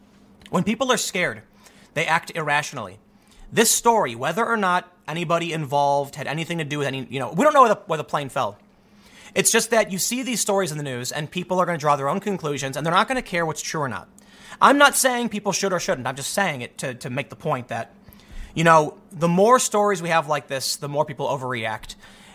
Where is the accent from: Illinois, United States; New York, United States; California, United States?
Illinois, United States; Chicago; I'm from the South Side of Chicago, man. It was a mixed area. We had white people, black people, Latinos, Asians, and the cops don't care what color you are.